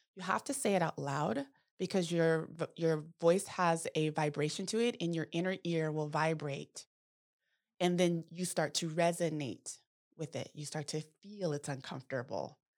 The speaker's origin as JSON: {"language": "English", "town": "Manteca", "region": "California", "country": "United States", "tie": "born or raised there", "said": "I grew up in Manteca"}